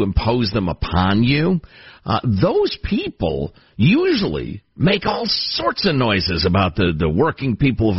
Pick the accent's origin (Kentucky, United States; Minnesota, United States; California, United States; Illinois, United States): Illinois, United States; moved away; my home state of Illinois